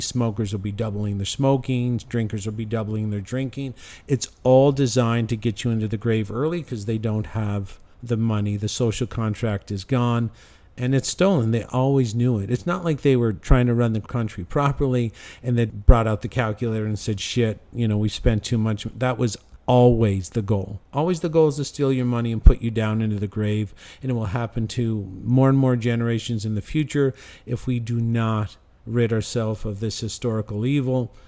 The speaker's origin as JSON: {"language": "English", "country": "Canada", "moved": "yes", "said": "I've lived there for fifty-one years I've lived in Canada"}